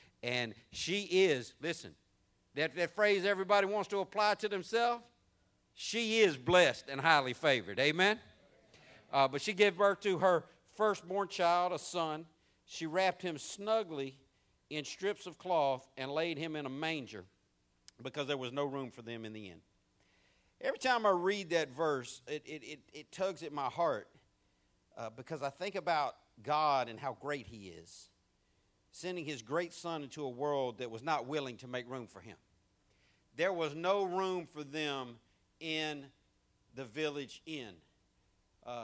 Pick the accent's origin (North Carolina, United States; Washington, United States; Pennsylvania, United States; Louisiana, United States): Louisiana, United States; We're from Louisiana. You know why people in Louisiana have lots of babies?